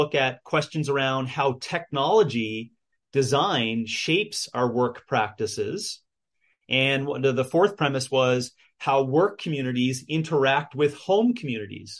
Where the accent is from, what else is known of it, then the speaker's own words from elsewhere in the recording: United States; being an American existentialist or exceptionalist like I am